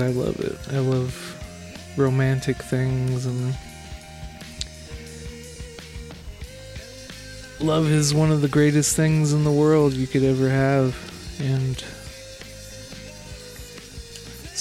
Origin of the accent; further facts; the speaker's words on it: Southern California, United States; Growing up in Southern California, I would always go to the southern coast